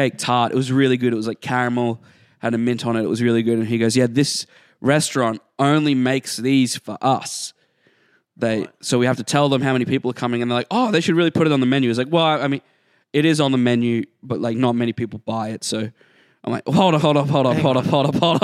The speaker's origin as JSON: {"language": "English", "country": "Australia"}